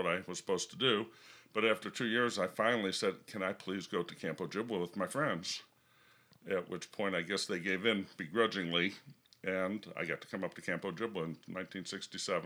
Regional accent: Evanston, Illinois, United States; I was raised in Evanston

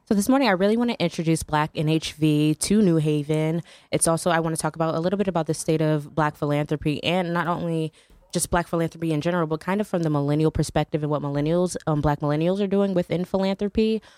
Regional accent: New Haven, Connecticut, United States; I'm from New Haven.

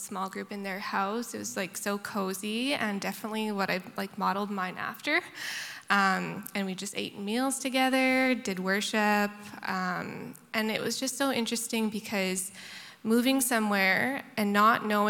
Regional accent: Abbotsford, British Columbia, Canada; also born or lived in Prince Edward Island; now in Victoria, Canada; I grew up in Abbotsford, BC, Bible Belt.

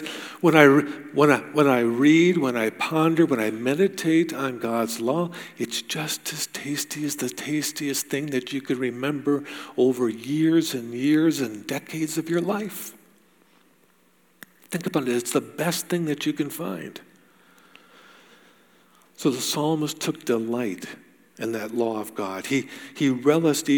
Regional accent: United States; moved away; I grew up in the States.

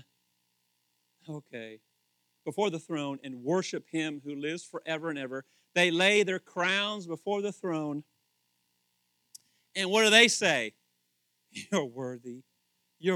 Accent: Kentucky, United States; I'm from Kentucky

